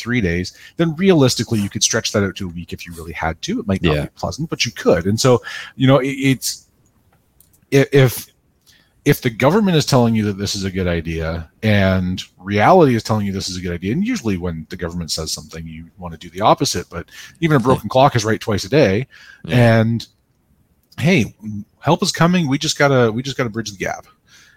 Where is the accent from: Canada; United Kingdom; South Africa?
Canada; one of the realities of being Canadian